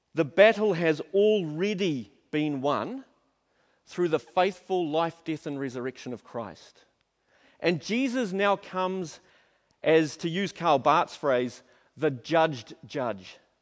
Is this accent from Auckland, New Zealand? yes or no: yes; Auckland, New Zealand; also born or lived in Napier; I grew up in South Auckland